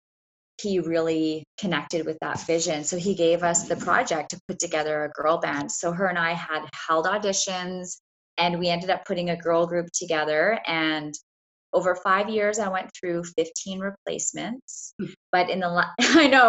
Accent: Canada; I'm from Canada

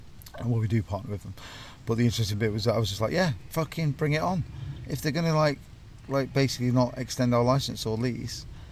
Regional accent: North Nottinghamshire, East Midlands, United Kingdom; I'm from North Nottinghamshire, coal mining town

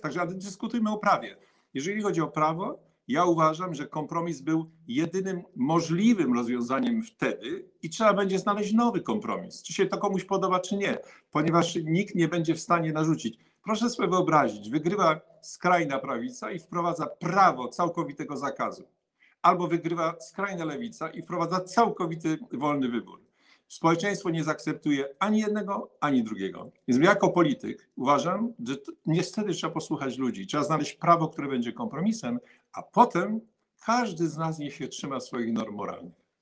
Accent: Rybnik, Silesian Voivodeship, Poland; Ja jestem Polakiem, Y, y, y, urodzonym na, na Śląsku, z rodziców, którzy na pewno nie są Ślązakami

